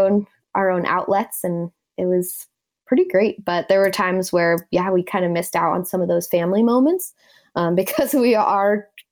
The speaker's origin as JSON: {"language": "English", "town": "Denver", "region": "Colorado", "country": "United States", "tie": "born or raised there", "said": "Basically, so I moved around quite a bit, but I've spent most of my childhood in Colorado."}